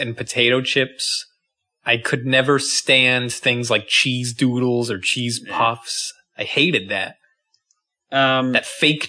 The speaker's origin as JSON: {"language": "English", "country": "United States", "said": "I'm American."}